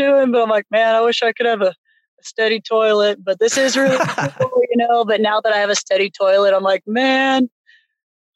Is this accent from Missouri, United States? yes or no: yes; St. Louis, Missouri, United States; also born or lived in Hawaii; now in Terra Studios, United States; I'm from St. Louis